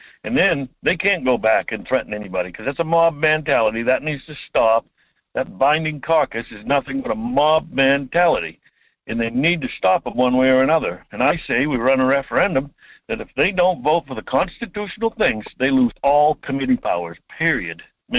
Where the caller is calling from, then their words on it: Homer, Alaska, United States; From Homer.